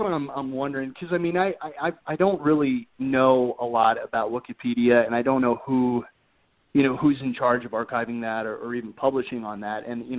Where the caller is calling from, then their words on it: Colorado, United States; Colorado, actually.